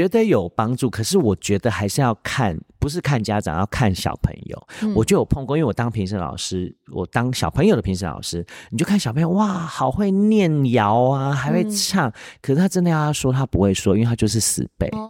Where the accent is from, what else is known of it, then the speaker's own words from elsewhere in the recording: Taiwan; 大家都觉得，哎，你是你是闽南人吗？我说不是，其实我是客家人。